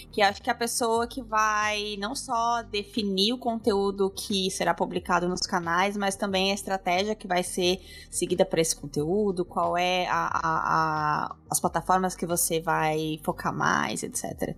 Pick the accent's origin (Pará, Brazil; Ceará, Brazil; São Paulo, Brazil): São Paulo, Brazil; Avaré; moved away as an adult; also born or lived in Bauru; now in London, United Kingdom; Eu nasci em São Paulo, uh, ah, eu nasci, tá. mas eu me mudei pro interior uh, quando eu tinha 4 anos.